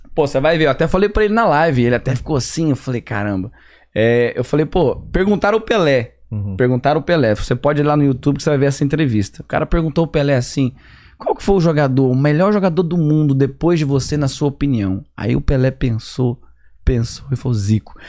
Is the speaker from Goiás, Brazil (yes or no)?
yes; São Luís de Montes Belos, Goiás, Brazil; moved away as an adult; also born or lived in Brasília / Goiânia; now in Atlanta, United States; comecei já com 10, 11, 12, 13 anos a jogar futebol em São Luís de Montes Belos